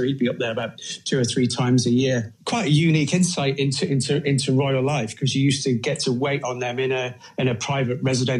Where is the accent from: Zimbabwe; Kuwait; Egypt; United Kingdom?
United Kingdom; Cumbria, North West England; growing up in Cumbria.